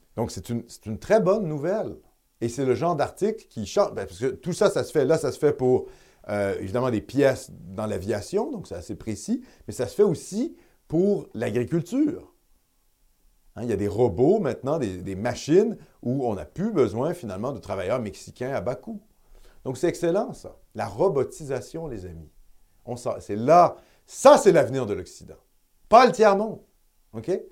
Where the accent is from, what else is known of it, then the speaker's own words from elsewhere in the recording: Quebec, Canada; en tant que Canadien français, en tant que Québécois de souche